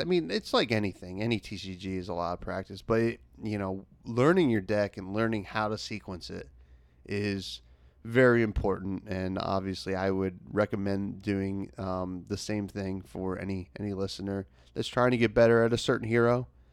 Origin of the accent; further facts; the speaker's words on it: United States; the United States, which, uh, you know, my home country